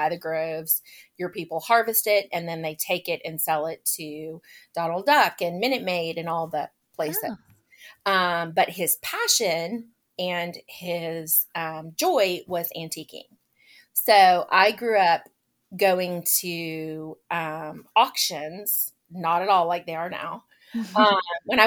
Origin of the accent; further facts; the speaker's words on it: Lakeland, Florida, United States; also born or lived in Orlando, Florida / Haines City, Florida; now in Marietta, United States; I grew up, yes, you are correct, in Central Florida. My hometown is actually in Lakeland